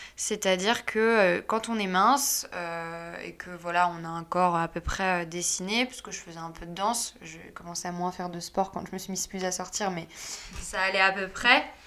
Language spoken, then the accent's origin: French; Paris, Île-de-France, France; also born or lived in Saint-Malo; je suis née à Saint-Malo et après j'ai été rapatriée entre guillemets à Paris parce que mes parents y travaillaient